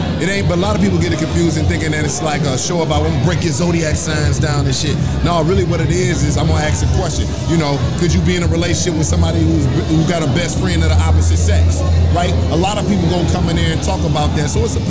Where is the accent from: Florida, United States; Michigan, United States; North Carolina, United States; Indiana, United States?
Michigan, United States; Detroit; I'm from Detroit.